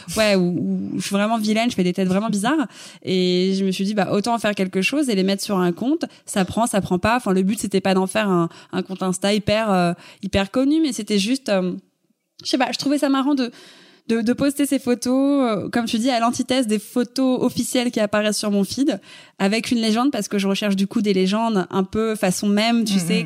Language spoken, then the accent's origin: French; Paris, Île-de-France, France; Je suis née à Paris, j'ai grandi à Paris, je, je n'ai jamais quitté Paris